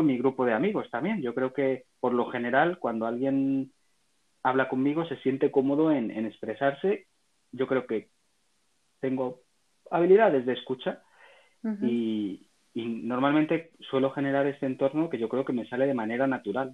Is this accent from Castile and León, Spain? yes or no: yes; Salamanca, Castile and León, Spain; soy un ciudadano nacido en Salamanca, Salmantina